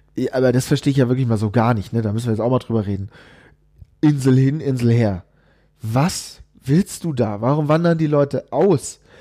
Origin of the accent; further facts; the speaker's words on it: Bavaria, Germany; selbst als Bayer, wobei äh, so wirklich bayerisch fühle ich mich jetzt nicht